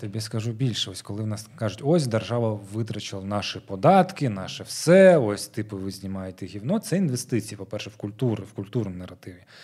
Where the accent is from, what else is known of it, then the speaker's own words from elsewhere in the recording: Crimea, Ukraine; moved away as an adult; now in Kyiv, Ukraine; в ПГТ, звідки я родом